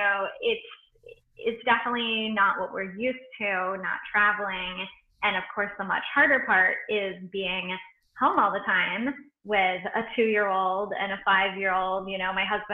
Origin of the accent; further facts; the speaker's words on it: United States; moved away as an adult; also born or lived in Central Texas; now in United Kingdom; I'm American. I've been in the UK for a little over 2 years